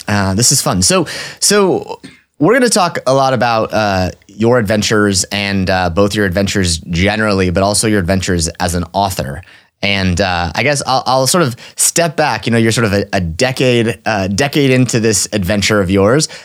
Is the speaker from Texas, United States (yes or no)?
yes; Orange, Texas, United States; I was born in Orange, Texas